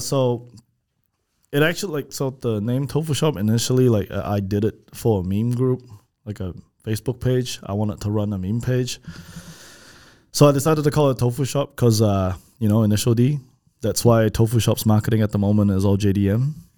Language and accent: English; Malaysia; moved away; I'm from, we're from Malaysia